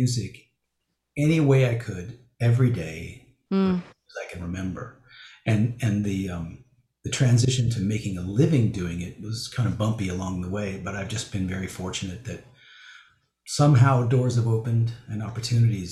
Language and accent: English; Calabasas, California, United States; also born or lived in Pacific Palisades, Los Angeles; I grew up in the West Valley of Los Angeles, in Calabasas